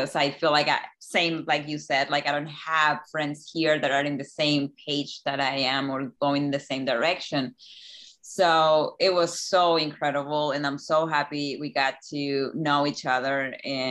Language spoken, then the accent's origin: English; Chile; moved away as an adult; now in Key West, United States; I grew up in Chile